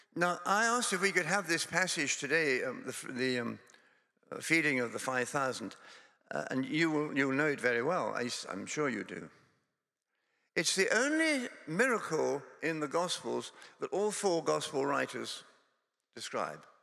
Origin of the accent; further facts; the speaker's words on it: Scotland, United Kingdom; also born or lived in Durham; now in England; Scotland is my home. I come from Scotland.